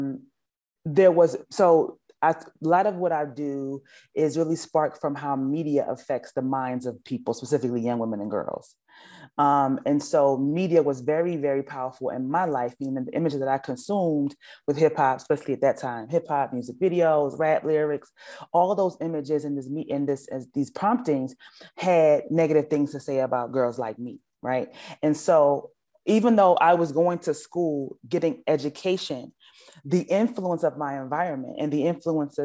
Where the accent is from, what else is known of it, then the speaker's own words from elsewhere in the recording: Philadelphia, Pennsylvania, United States; So I actually lived in North Philly. I'm from North Philadelphia. And Freedom Theater was in my neighborhood